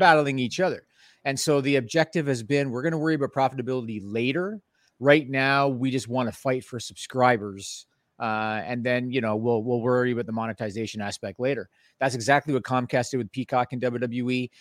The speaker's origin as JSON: {"language": "English", "country": "Canada", "said": "I'm Canadian"}